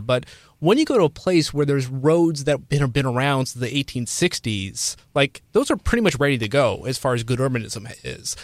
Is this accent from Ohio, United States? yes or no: yes; Cincinnati, Ohio, United States; moved away; I'm from Cincinnati